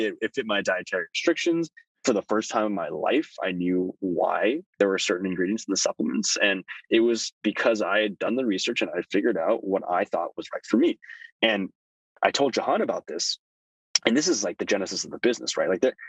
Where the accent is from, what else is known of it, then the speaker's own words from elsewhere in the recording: Toronto, Ontario, Canada; born there; which is why we ended up in Canada. There's a much more lenient visa policy in Canada. And that's why I was born in Toronto.